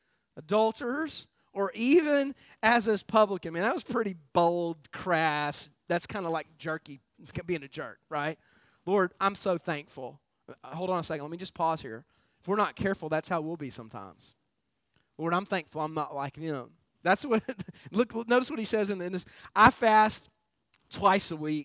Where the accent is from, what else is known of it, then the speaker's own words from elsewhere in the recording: United States; I'm a proud American